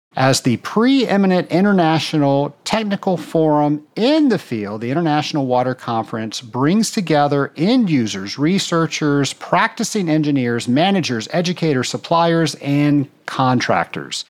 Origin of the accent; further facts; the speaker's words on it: Atlanta, Georgia, United States; my hometown in Atlanta, Georgia